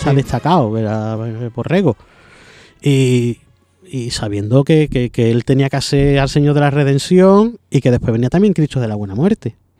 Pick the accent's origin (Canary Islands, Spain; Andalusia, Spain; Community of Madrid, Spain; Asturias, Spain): Andalusia, Spain; Seville; soy, soy sevillano